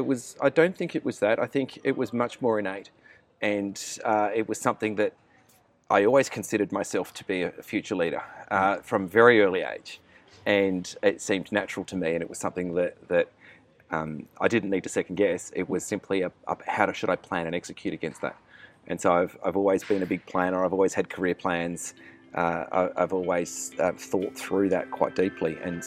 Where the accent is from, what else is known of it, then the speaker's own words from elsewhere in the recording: Canberra, Australian Capital Territory, Australia; also born or lived in Melbourne; So I was born in Melbourne, grew up in Canberra